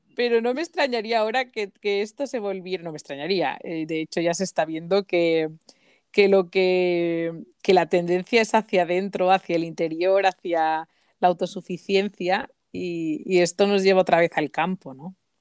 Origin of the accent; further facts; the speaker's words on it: Mallorca, Balearic Islands, Spain; moved away; se me ve enseguida que soy que soy de Mallorca